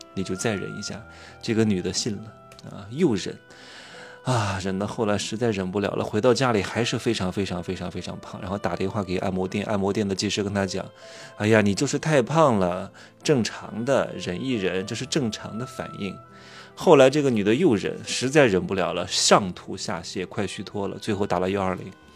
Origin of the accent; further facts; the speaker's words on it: Wuhu, Anhui, China; moved away; 今天刚回芜湖，我老家是芜湖的，待个两天，我差不多也就一年回来一次吧，对吧？父母都在芜湖住着